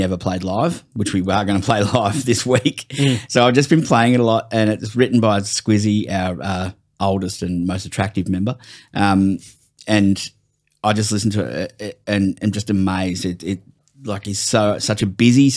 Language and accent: English; Warrnambool, Victoria, Australia; I grew up in Warrnambool, like, southwest Victoria